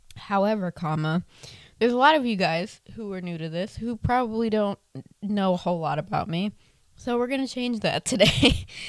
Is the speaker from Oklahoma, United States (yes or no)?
no; Tampa, Florida, United States; also born or lived in Inverness, Florida; Born and raised in Tampa, Florida. Currently, am still stuck here